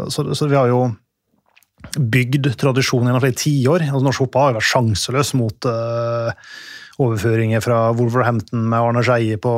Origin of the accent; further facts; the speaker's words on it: Norway; så vi kan jo kjøpe ut den jevne engelskmannen hvis vi har lyst til det, som nordmenn.